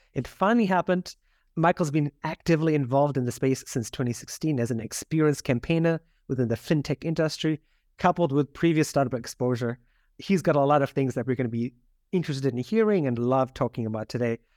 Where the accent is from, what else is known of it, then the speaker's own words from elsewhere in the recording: South Africa; moved away; growing up in South Africa